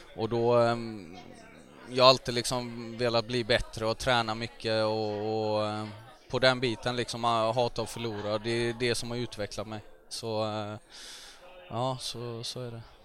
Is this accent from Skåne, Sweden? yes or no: no; Gothenburg, Västra Götaland, Sweden; jag växte upp i Högsbohöjd. Det ligger eh, nära Frölunda kan man säga